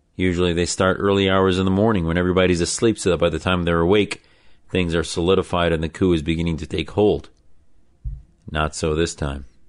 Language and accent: English; United States